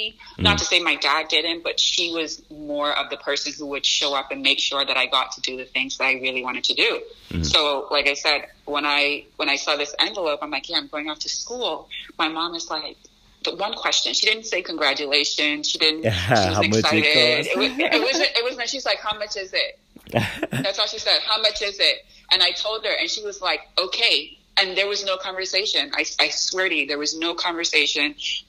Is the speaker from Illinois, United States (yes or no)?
yes; Chicago, Illinois, United States; born there; like I said, I was born in Chicago.